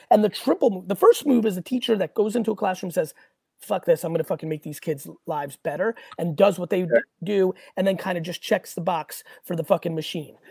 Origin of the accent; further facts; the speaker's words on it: Edison, New Jersey, United States; also born or lived in Hunterdon County, New Jersey; I would have went to J.P. Stevens